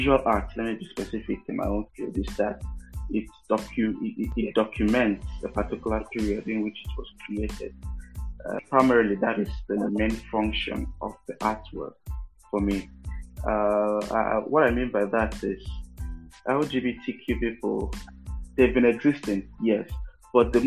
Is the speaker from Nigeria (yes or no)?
yes; Nigeria; as a Nigerian